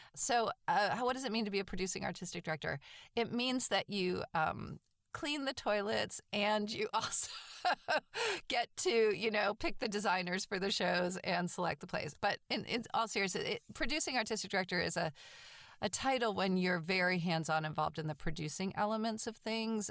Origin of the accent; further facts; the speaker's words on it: Manchester-by-the-Sea, Massachusetts, United States; now in Atlanta, United States; I grew up in a little town called Manchester by the Sea